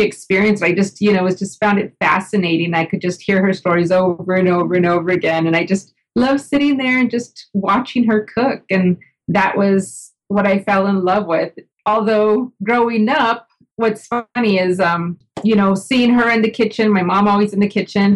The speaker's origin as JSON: {"language": "English", "town": "El Paso", "region": "Texas", "country": "United States", "tie": "born or raised there", "said": "I grew up in El Paso, Texas"}